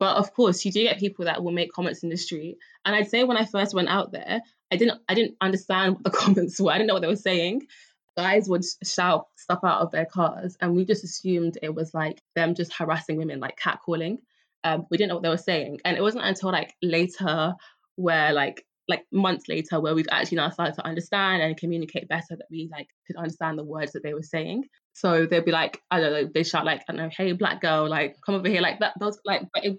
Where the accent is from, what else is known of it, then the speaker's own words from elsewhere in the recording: London, United Kingdom; I'm from Hackney